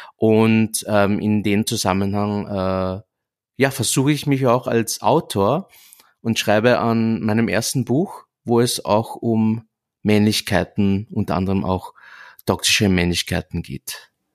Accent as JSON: {"language": "German", "region": "Vienna", "country": "Austria", "tie": "born or raised there", "said": "ich bin deshalb in Wien geboren worden und ich sehe mich auch als Wiener"}